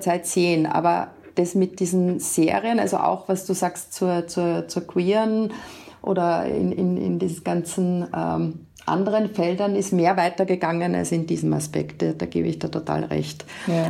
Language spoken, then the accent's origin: German; Austria; bei uns in Österreich